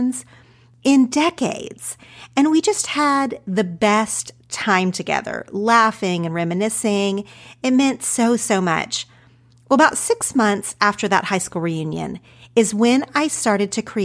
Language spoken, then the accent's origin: English; Ardmore, Oklahoma, United States; accent: Oklahoma; moved away as an adult; also born or lived in Madill, Oklahoma; now in Los Angeles, United States; I grew up in small town Oklahoma. Technically, for most of my childhood, I lived in a small town called Medill, population 4,000.